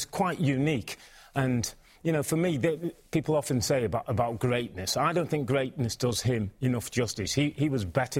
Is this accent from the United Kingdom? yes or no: yes; England, United Kingdom; As a young kid growing up in England